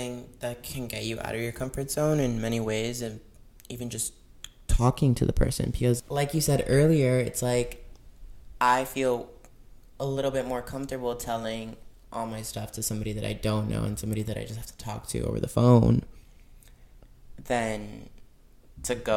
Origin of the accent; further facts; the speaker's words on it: Florida, United States; we're both from Florida.